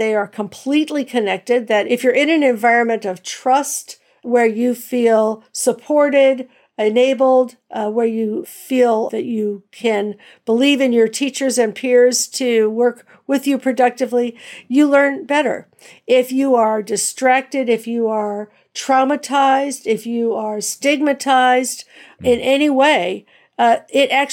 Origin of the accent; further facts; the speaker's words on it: Cleveland, Ohio, United States; moved away as an adult; also born or lived in New Jersey / Philadelphia; Grew up in Cleveland and taught in New Jersey and Philadelphia